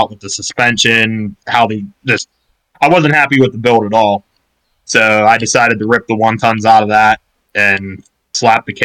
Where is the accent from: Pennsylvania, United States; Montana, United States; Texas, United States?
Pennsylvania, United States; Pittsburgh; I'm from Pittsburgh, PA area, 20 years old.